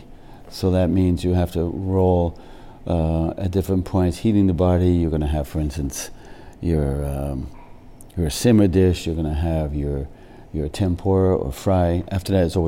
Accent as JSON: {"language": "English", "country": "United States", "tie": "born or raised there", "also_born_or_lived": "Jamestown, Rhode Island", "said": "I grew up in the States."}